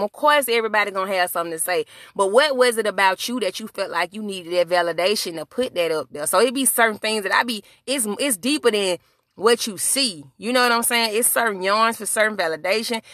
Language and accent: English; Birmingham, Alabama, United States; where I'm from, my hometown. Shout out to Birmingham, Alabama